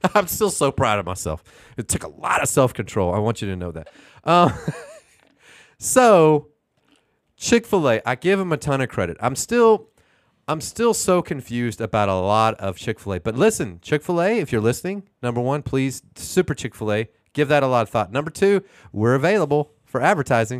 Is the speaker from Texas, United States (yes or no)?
yes; Houston, Texas, United States; now in Oklahoma City, United States; I'm from Houston